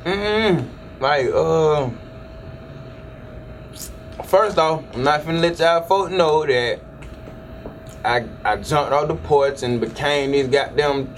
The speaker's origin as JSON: {"language": "English", "town": "Decatur", "country": "United States", "said": "I'm from Decatur"}